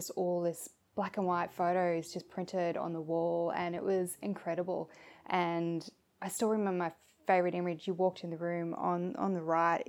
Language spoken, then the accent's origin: English; Shepparton, Victoria, Australia; I'm from Shepparton originally